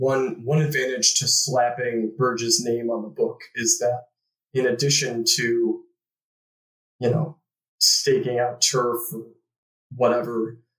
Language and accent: English; Chicago, Illinois, United States; I'm from Chicago myself